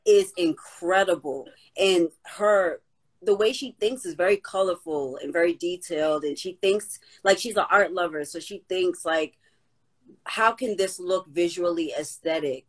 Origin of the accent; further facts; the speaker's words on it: Boston, Massachusetts, United States; Boston, that's my hometown